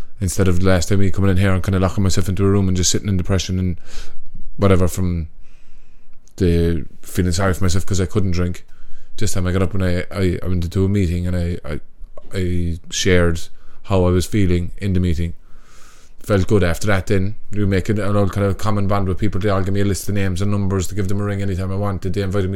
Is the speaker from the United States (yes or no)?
no; Cork, Munster, Ireland